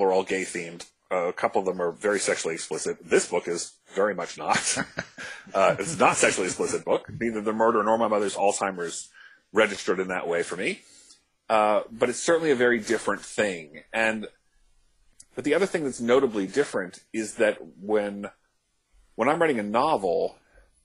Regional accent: D.C., District of Columbia, United States; now in New York City, United States; I grew up outside Washington, D.C.

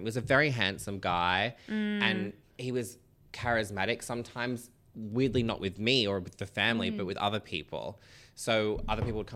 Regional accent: Sydney, Central Coast, New South Wales, Australia; now in Sydney, Australia; We moved to a bigger home in Carrion, which is like down near the coast, from Sydney, because I was born in Royal North Shore

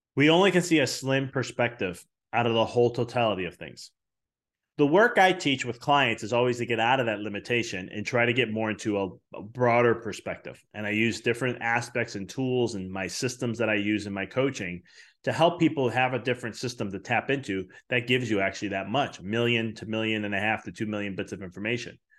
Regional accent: Chicago, Illinois, United States; I come from Chicago

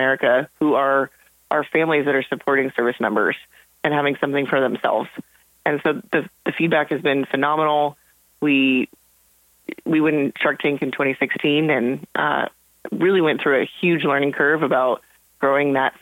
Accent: Montana, United States; moved away as an adult; I grew up in Montana.

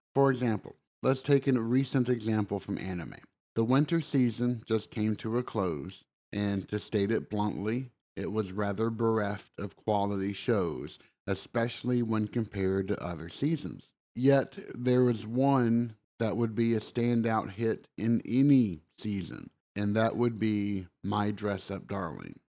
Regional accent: the South, United States; accent: southern; my southern accent

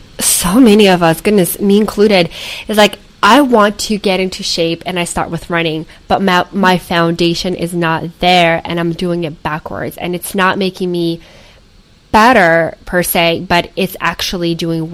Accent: Portland, Oregon, United States; I am originally from Portland, Oregon.

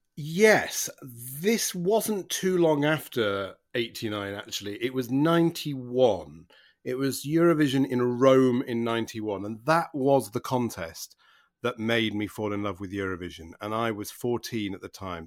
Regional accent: Manchester, North West England, United Kingdom; moved away; I grew up in Manchester

